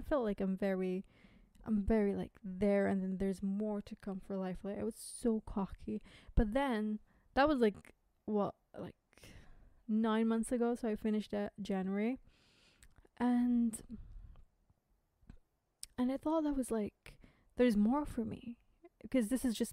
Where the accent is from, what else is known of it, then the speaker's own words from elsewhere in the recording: United States; accent: American; now in United Kingdom; I know my accent is American, but I live in the UK.